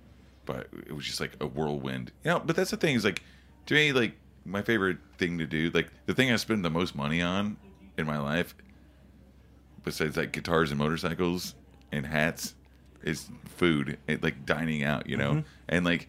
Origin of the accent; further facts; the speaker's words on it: Oklahoma, United States; moved away; I'm from Oklahoma